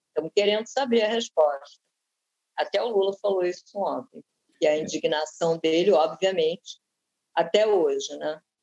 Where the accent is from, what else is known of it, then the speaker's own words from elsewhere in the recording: Rio de Janeiro, Brazil; Nós quatro somos do Rio de Janeiro